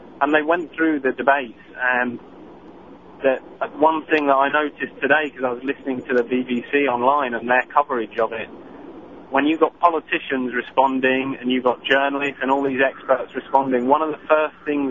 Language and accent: English; United Kingdom; moved away; I grew up in Britain